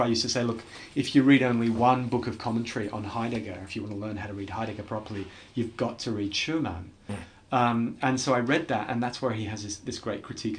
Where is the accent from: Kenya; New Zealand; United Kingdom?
United Kingdom; England; you know, being English and wanting to always be no nonsense, no fuss, pragmatic and so on.